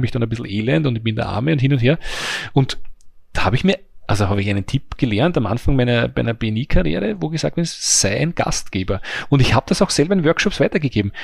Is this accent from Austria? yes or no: yes; Mannersdorf am Leithagebirge, Lower Austria, Austria; ich bin nur ein kleines Licht aus Mannersdorf am Leitergebirge